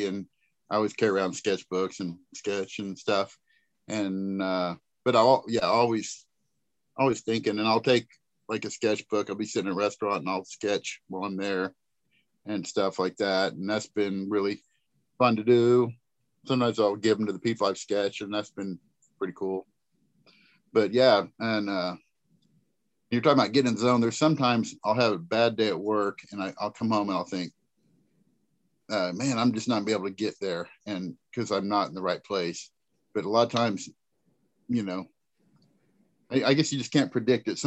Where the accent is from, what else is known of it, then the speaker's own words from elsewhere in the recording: Kansas City, United States; I grew up in Kansas City area, and actually my family's from there.